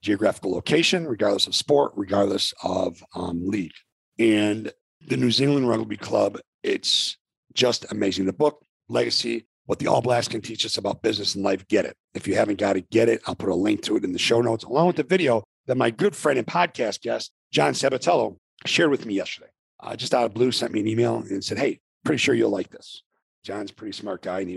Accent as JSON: {"language": "English", "town": "Arlington Heights", "region": "Illinois", "country": "United States", "tie": "born or raised there", "said": "We grew up together in Arlington Heights, Illinois"}